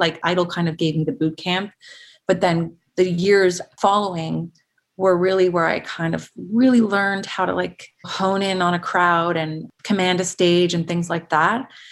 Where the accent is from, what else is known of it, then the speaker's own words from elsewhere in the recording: Los Angeles, California, United States; I grew up in San Fernando Valley, specifically Van Nuys.